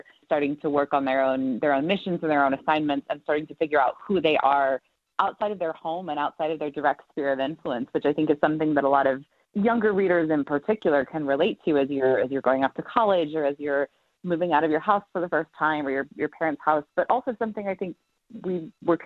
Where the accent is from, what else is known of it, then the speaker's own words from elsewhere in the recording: the American West, United States; I grew up in the West